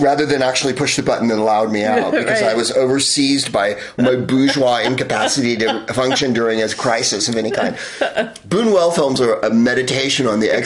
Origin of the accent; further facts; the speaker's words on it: Bay Area, California, United States; now in Los Angeles, United States; I'm from the Bay Area. And we say garage. We say Hella, and we say garage, and quarter